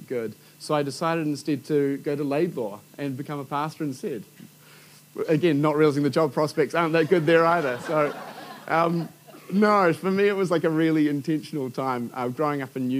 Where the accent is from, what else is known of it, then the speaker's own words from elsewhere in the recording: Hibiscus Coast, Auckland, New Zealand; I grew up on the Hibiscus Coast